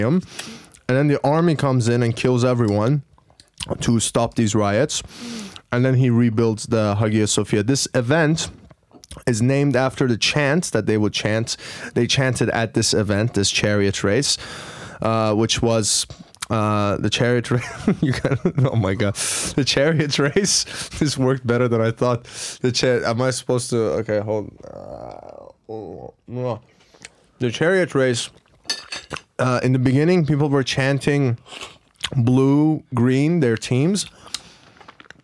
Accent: Iran; now in Istanbul, Turkey; I am from Iran.

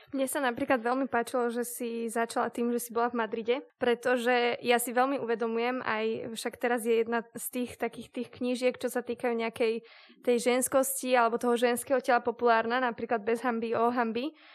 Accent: Trnava, Trnava Region, Slovakia; sme s Kristinkou obidve Trnavčanky

